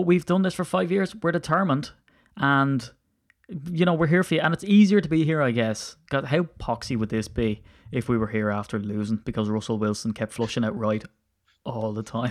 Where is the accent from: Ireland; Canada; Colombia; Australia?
Ireland; now in United Kingdom; I'm he, so Irish and I don't put H's where I put T's